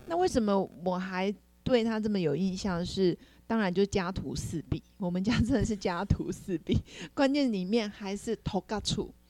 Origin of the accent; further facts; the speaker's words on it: Nantou County, Taiwan; moved away; 先攻击南投。所以我们老家就就这个房子，在民国七十五年还被韦恩台风给打到